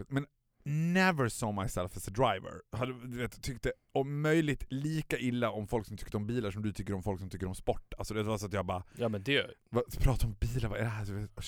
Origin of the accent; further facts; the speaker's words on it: Borlänge, Dalarna County, Sweden; när man var född och uppvuxen i Borlänge, det har säkert inte bara med Borlänge att göra